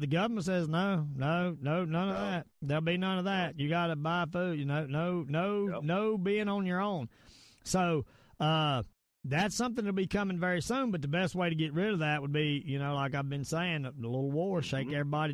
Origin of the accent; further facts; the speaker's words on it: United States; I am American